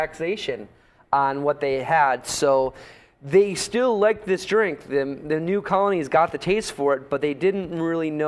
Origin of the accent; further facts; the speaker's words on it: Northeast, United States; moved away; I'm from the Northeast originally